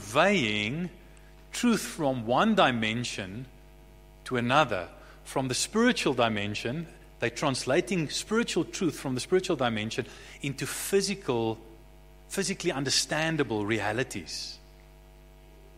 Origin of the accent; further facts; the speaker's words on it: Bloemfontein, Free State, South Africa; also born or lived in Somerset West; My brother Harry and I were raised in Bloemfontein. We were born in Somerset West, but we were quite young. I think I was about 3-4 years old, somewhere in that ballpark. We moved to Bloemfontein